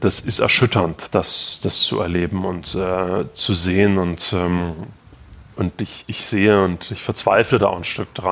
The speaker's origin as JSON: {"language": "German", "town": "Gera", "region": "Thuringia", "country": "Germany", "tie": "born or raised there", "also_born_or_lived": "Potsdam", "said": "Ich habe schon ähm, davor in äh, Gera, meiner Heimatstadt in Thüringen, äh, Kontakt zur Bürgerrechtsbewegung innerhalb der, der, aus der ehemaligen DDR gehabt."}